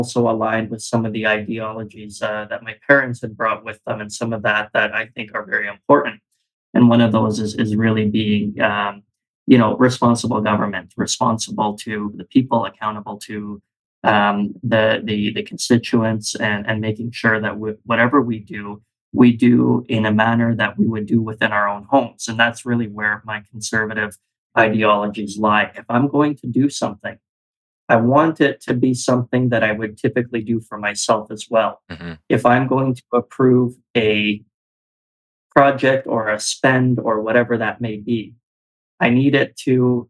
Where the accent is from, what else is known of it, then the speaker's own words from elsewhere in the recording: Calgary, Alberta, Canada; born and raised in Calgary, Alberta. I'm an Alberta boy through and through.